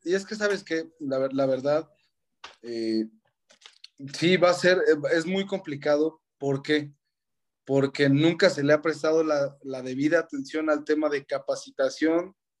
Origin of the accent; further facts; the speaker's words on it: Mexico; yo soy mexicano